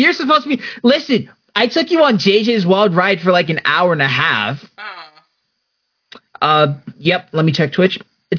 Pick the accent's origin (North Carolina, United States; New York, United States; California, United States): New York, United States; New York City; I'm a New Yorker